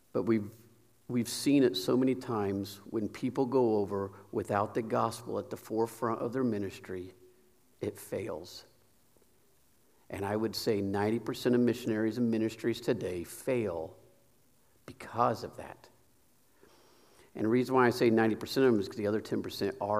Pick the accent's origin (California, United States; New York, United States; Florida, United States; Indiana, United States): Indiana, United States; Sharpsville; also born or lived in Kokomo; I grew up in Sharpsville, but I tipped in Kokomo area. I grew up in this area. Graduated from Tri-Central.